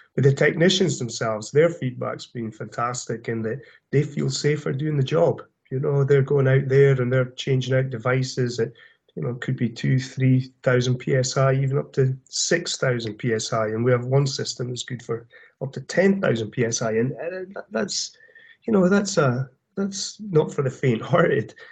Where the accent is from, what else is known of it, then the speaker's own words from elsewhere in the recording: Aberdeen, Scotland, United Kingdom; moved away as an adult; now in The Woodlands, United States; I'm originally from Aberdeen area yeah. in Scotland